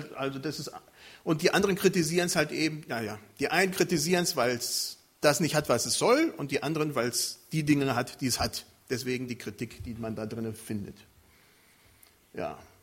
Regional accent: Germany; Bei uns in Deutschland

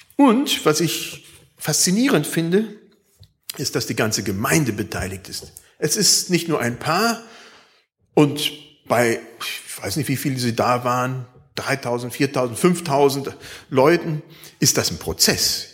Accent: Germany; Bei uns in Deutschland

